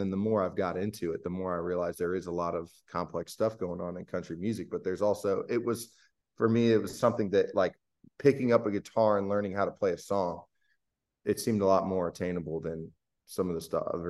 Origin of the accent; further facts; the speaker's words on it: Akron, Ohio, United States; I'm from Akron area. A lot of people leave Ohio, and I'm one of them, but I miss it.